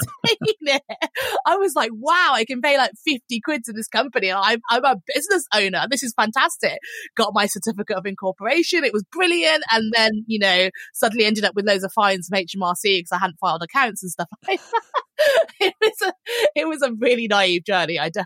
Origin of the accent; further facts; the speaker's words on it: Birmingham, West Midlands, United Kingdom; moved away as an adult; also born or lived in London; I was originally from Birmingham and I moved to London